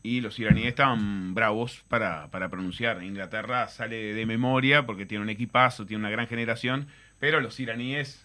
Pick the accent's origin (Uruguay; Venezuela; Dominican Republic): Uruguay; Rosario, Colonia; Soy de Rosario, del departamento de Colonia, pago del capitán de la selección, de Diego Godín